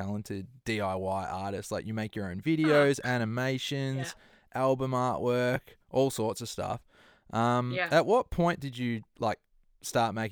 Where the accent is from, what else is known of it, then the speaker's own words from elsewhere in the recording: Melbourne, Victoria, Australia; now in Copenhagen, Denmark; I'm in Copenhagen in Denmark. Yeah, but I'm from Melbourne and all my family are in Melbourne